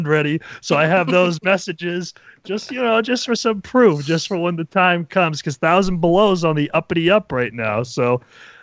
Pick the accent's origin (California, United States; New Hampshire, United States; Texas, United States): New Hampshire, United States; I'm from New Hampshire.